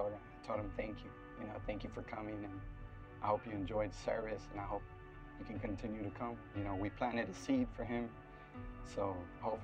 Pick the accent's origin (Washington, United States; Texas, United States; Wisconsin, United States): Texas, United States; Floresville; I'm originally from Floresville, Texas. It's just down the street from here, so grew up there for a little bit.